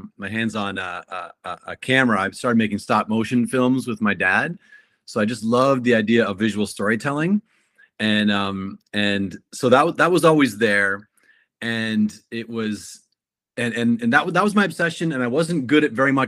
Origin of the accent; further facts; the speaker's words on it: Kitchener, Ontario, Canada; moved away as an adult; also born or lived in Florida; I studied fine arts in my hometown in Kitchener, Ontario